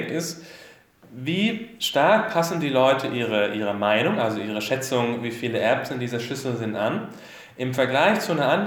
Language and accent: German; Swabia, Germany; Ich bin ja auch Schwabe und da passt das alles ganz gut an.